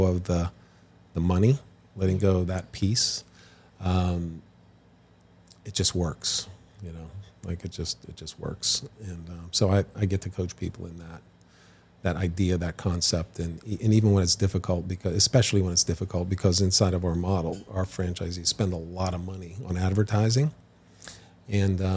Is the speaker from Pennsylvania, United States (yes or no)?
yes; Western Pennsylvania, United States; I grew up in Western Pennsylvania